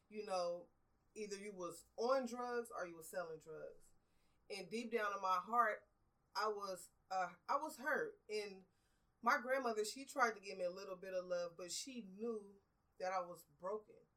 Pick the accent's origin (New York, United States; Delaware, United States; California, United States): California, United States; Los Angeles; I grew up in Watts in the um, I was born in '78, so I went through the '80s and the '90s area when it was really heavily drugs, violence